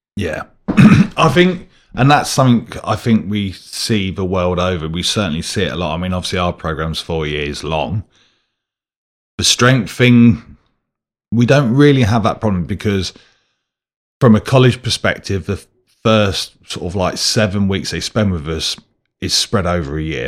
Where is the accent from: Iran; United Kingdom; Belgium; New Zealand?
United Kingdom; I'm British